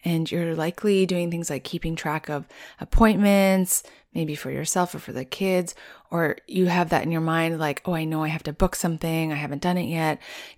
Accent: Rocky Mountains, United States; it's so different from where I grew up in the Rocky Mountains, which pretty much had winter 8 months of the year.

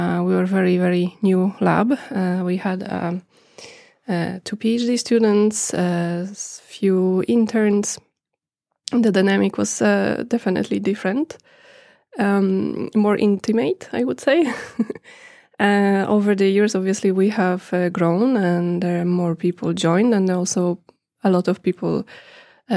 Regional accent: Poland; moved away as an adult; now in Norway; I come from Poland. I am here in Norway since 2011.

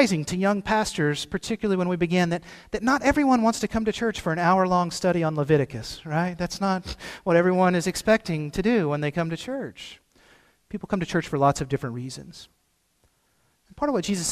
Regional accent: Cave City, Arkansas, United States; moved away; I'm from Cave City, home of the world's sweetest watermelons

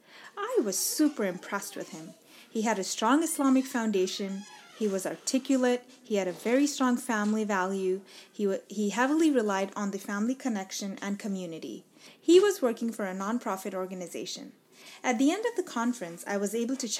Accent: Dubai, United Arab Emirates; moved away as an adult; now in United States; I was born and raised in Dubai

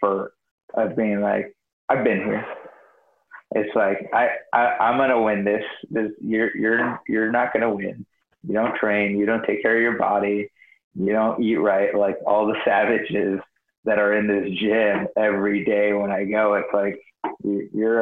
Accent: Escondido, California, United States; I grew up very poor in typical like ghetto. And I grew up in Escondido

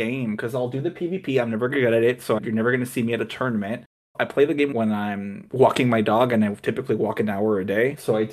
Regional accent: Los Angeles, California, United States; I'm from Los Angeles

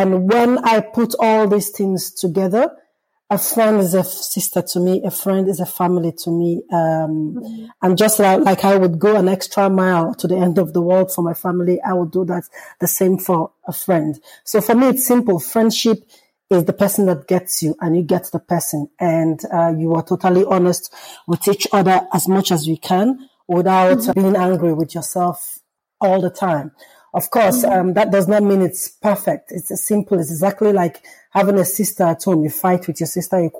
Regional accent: Lagos, Nigeria; also born or lived in Zambia; now in Belgium; one of my fondest memory growing up in Lagos

